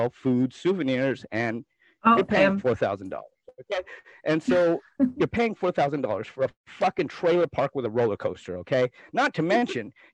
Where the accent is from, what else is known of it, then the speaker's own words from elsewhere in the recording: United States; we grew up in Carbon County